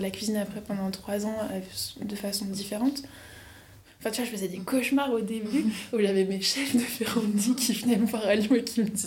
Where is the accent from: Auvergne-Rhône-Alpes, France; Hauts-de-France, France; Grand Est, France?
Auvergne-Rhône-Alpes, France; Lyon; also born or lived in Paris; le dernier stage, je l'ai fait sur Lyon pour revenir à Lyon, parce que moi je suis lyonnaise.